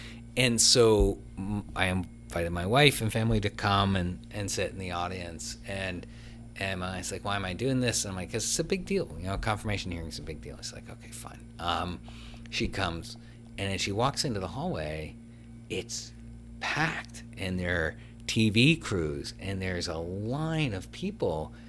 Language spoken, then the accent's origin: English; Washington, District of Columbia, United States; I'm from the District of Columbia. Kind of hard to do.